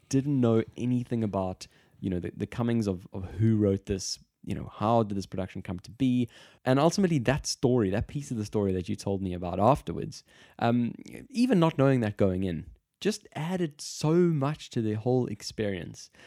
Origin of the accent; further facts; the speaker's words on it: South Africa; moved away; I'm from South Africa